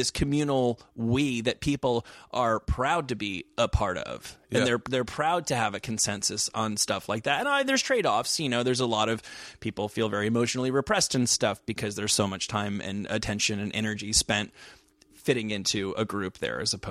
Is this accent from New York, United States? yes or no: yes; Manhattan, New York, United States; I mean, I'm from Manhattan